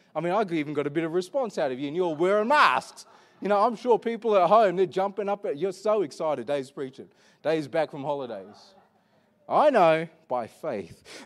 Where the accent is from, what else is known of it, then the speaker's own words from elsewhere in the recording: Perth, Western Australia, Australia; I was born in Perth